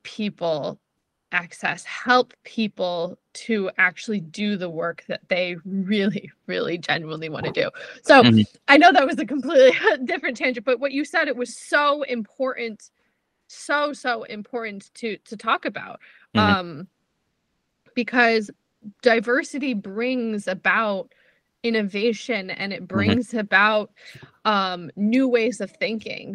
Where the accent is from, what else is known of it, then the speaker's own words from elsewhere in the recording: New Jersey, United States; accent: New Jersey or New Yorker; also born or lived in Israel; I grew up in New Jersey. Like I definitely say things that like sound like New Jersey or New Yorker